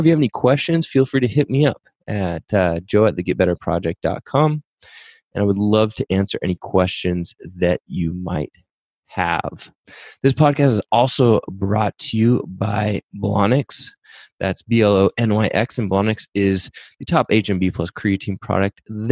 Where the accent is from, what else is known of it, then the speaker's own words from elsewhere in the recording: Pacific Northwest, United States; also born or lived in San Diego; I grew up in the Pacific Northwest